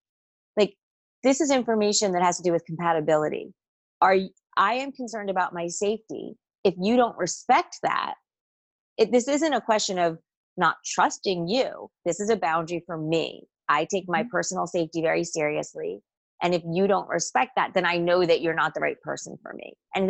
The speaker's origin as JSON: {"language": "English", "region": "New Jersey", "country": "United States", "said": "If all you know about me is … from New Jersey, you're not going to get a full picture of where I've lived and what I've done"}